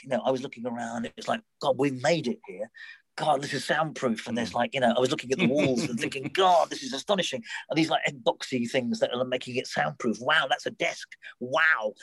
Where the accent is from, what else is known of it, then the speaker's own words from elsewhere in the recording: London, United Kingdom; my hometown in Southwest London